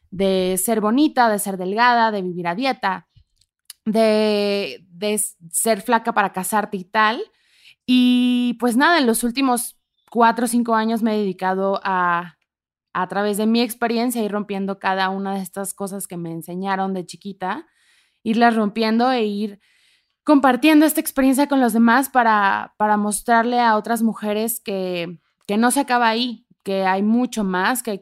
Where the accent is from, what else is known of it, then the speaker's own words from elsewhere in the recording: Ciudad Juárez, Chihuahua, Mexico; moved away as an adult; also born or lived in Tamaulipas; now in Mexico City, Mexico; yo soy justo de nacida en Tamaulipas, crecida en Ciudad Juárez, Chihuahua, con familia en Monterrey y Monclova, Coahuila.